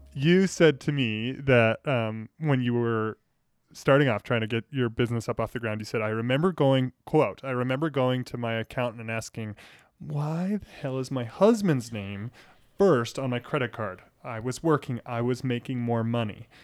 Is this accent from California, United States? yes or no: no; Billings, Montana, United States; it's my hometown. I love it. I grew up here.